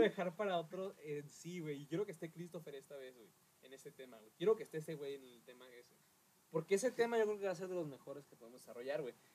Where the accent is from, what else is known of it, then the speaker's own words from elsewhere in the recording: Mexico; que tenemos como mexicanos